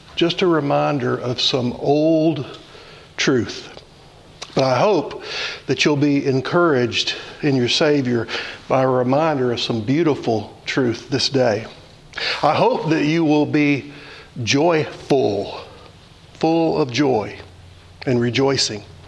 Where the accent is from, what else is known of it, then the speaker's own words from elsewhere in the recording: Louisiana, United States; I grew up in Louisiana, and my grandmother had fig trees in her yard